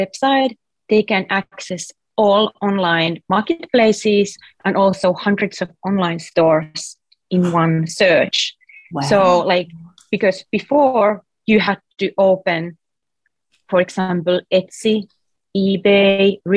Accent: Finland; English is a second language; moved away as an adult; now in San Francisco, United States; originally I'm from Finland, if you can hear a weird accent

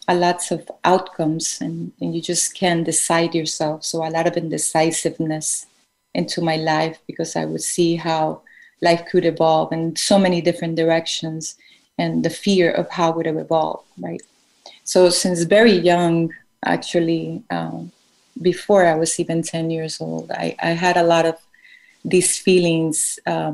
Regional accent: Colombia; growing up in Colombia in the 80s and the 90s was quite impactful

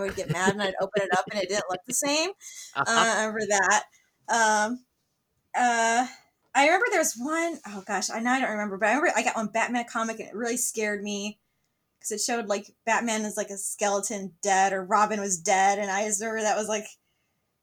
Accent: Buffalo, New York, United States; moved away as an adult; now in Arizona, United States; I'm from Buffalo, New York is where I'm from.

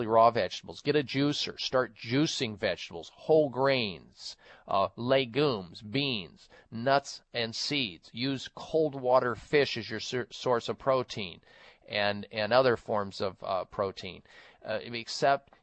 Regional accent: Midwest, United States; growing up in the Midwest

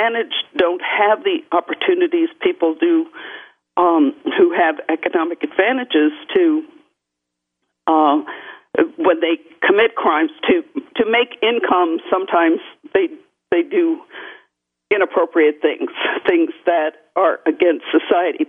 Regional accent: New Orleans, Louisiana, United States; moved away; also born or lived in Virginia / New York; I was born in New Orleans, Louisiana

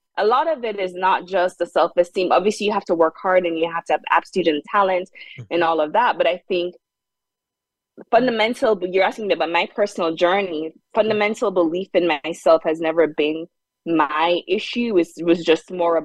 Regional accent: Jamaica; moved away as an adult; also born or lived in South Hadley, Massachusetts; now in United States; I grew up in Jamaica. And when I came to the US

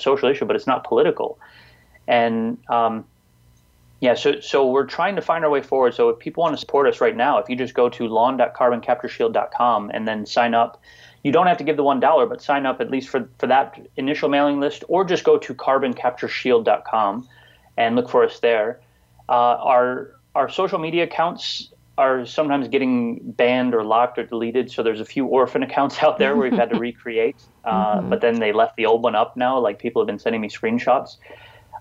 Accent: Detroit, Michigan, United States; I grew up, I was born in Detroit, in inner city Detroit

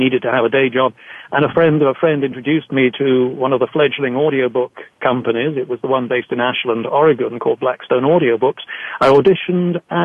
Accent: England, United Kingdom; I grew up in England

